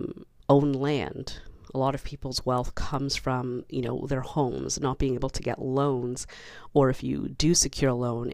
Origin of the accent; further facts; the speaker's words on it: Canada; as a Canadian